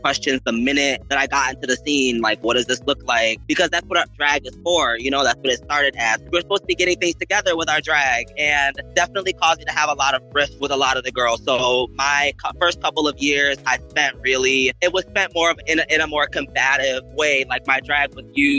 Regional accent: Rochester, New York, United States; moved away as an adult; now in Los Angeles, United States; I moved from Rochester, New York. You know, like Niagara Falls, Buffalo, that part of New York.

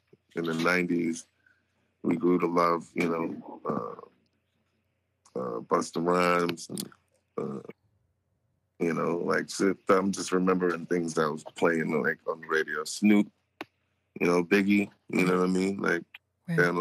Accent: Long Island, New York, United States; I'm just growing up in New York, Long Island.

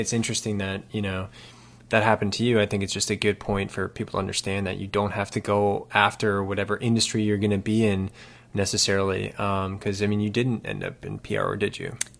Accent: around New York City, United States; I grew up around New York City

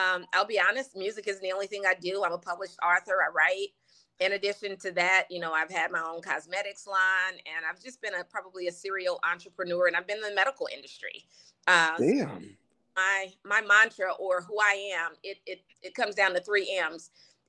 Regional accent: West Coast, United States; also born or lived in Louisiana; I think when I'm back home in Louisiana for a long time, you could hear it. But growing up on the West Coast, I know my mom used to always say, make sure you don't say ain't

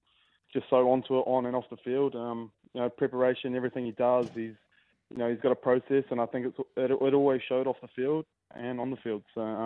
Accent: North Canterbury, New Zealand; moved away as an adult; now in Sydney, Australia; growing up in New Zealand

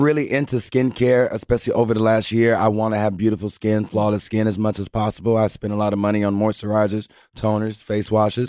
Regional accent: Houston, Texas, United States; I was born and raised in Houston, Texas

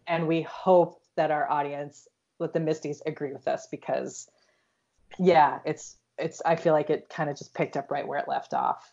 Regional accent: Iowa, United States; I'm from Iowa.

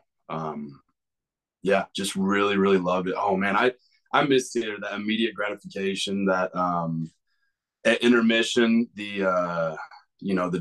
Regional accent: Kansas, United States; born or raised there

